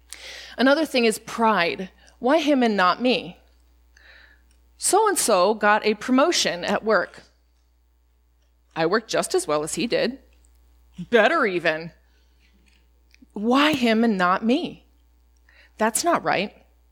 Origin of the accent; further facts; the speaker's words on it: Spain; When I was growing up in Spain, we did not get a lot of American snacks, and we would get a care package